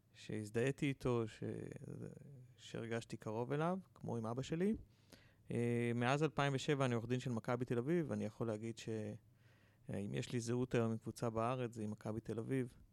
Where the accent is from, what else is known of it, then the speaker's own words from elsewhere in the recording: Petah Tikva, Central District, Israel; אני גדלתי בפתח תקווה